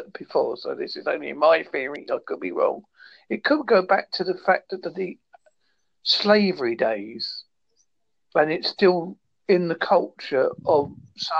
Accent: Devon, South West England, United Kingdom; I'm from Devon in the United Kingdom

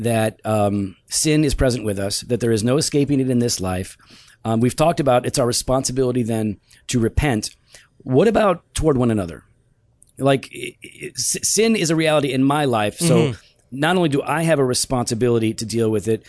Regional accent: United States; as an American

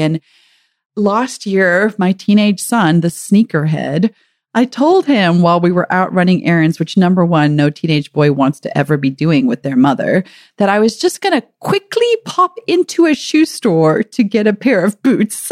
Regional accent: South Africa; now in United States; growing up in South Africa

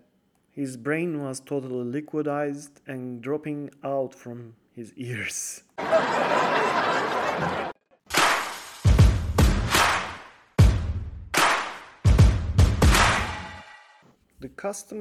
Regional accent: Turkey; we are from Turkey

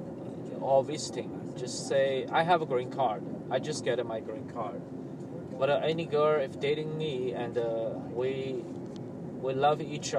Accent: Shanghai, China; English is a second language; moved away as an adult; now in United States; I'm from Asia, so China.

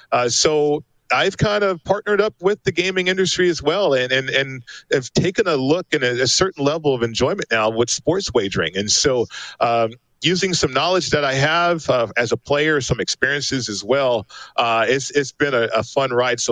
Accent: Las Vegas, Nevada, United States; I'm from Vegas

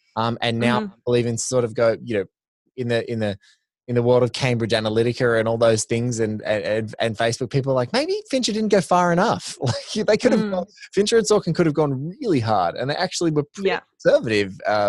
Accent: Australia; you know, you're Canadian, I'm Aussie.

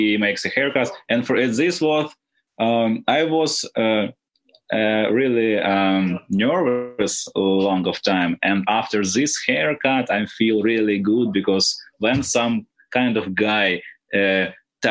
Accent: Nikopol, Dnipropetrovsk Oblast, Ukraine; English is a second language

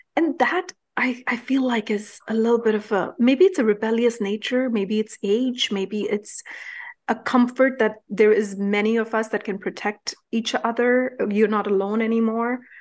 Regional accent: India; moved away; Growing up in India, we didn't have a choice but to become street smart

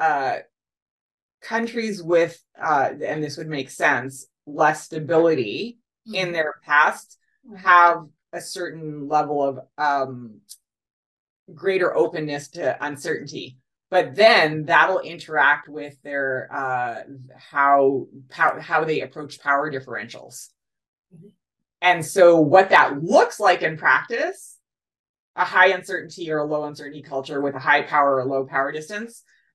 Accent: Canada; also born or lived in United States; I'm Canadian

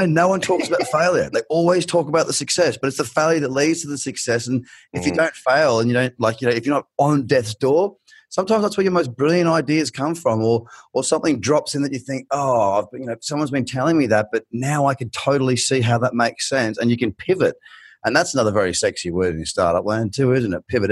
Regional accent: Australia; accent: thickest Australian; moved away; you've got the thickest Australian accent

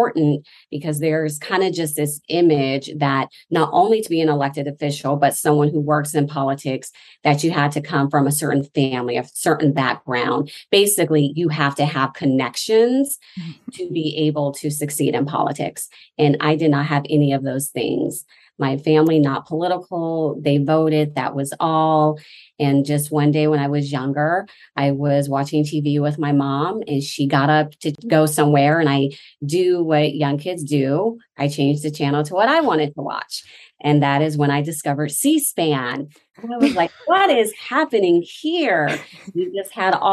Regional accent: Nevada, United States; born or raised there; moved away as an adult; also born or lived in Washington, D.C.

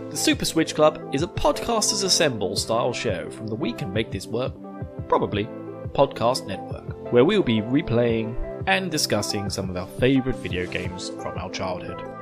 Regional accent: United Kingdom; I'm British

